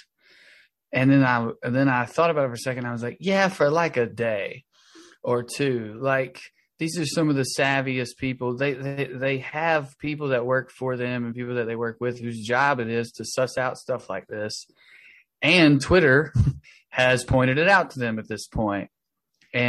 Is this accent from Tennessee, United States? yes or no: yes; Tennessee, United States; now in Los Angeles, United States; I live in Los Angeles. I'm from Tennessee, which is where my brother is incarcerated and where I grew up.